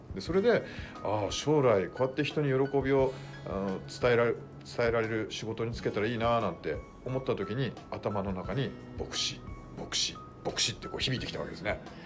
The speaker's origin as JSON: {"language": "Japanese", "country": "Japan", "tie": "born or raised there", "moved": "yes"}